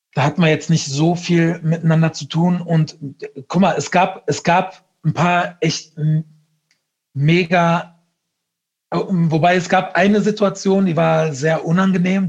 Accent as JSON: {"language": "German", "area": "Ruhr area / Lower Rhine", "region": "North Rhine-Westphalia", "country": "Germany", "said": "ich komme ja aus dem Ruhrgebiet, ne, oder aus, aus vom Niederrhein, Grenze Ruhrgebiet."}